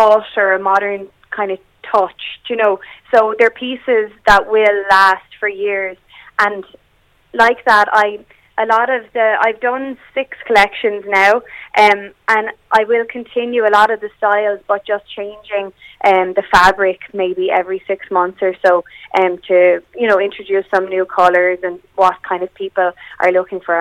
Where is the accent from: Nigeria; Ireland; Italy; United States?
Ireland; Waterford, County Waterford; also born or lived in Dublin; I moved home from Dublin down to Waterford